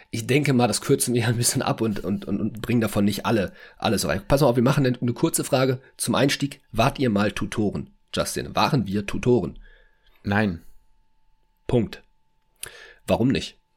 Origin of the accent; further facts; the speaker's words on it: Berlin, Germany; Ich komme ja selber aus Berlin. Da fährt dieser ICE ja nicht.